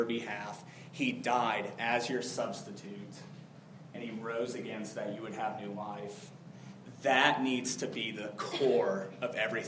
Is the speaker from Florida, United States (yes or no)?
yes; South Florida, United States; when I was a kid, I grew up in South Florida